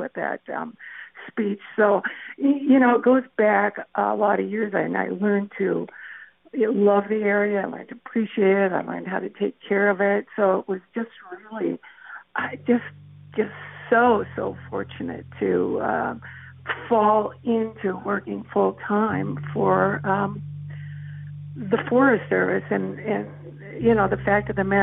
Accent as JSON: {"language": "English", "town": "Tower", "region": "Minnesota", "country": "United States", "tie": "born or raised there", "said": "I grew up in Tower"}